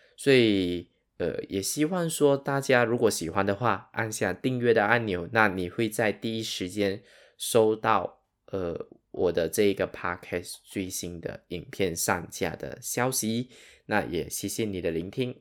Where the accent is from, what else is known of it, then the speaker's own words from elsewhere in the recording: Sarawak, Malaysia; 我的口音可能跟你不一样。那我本身是马来西亚沙捞越人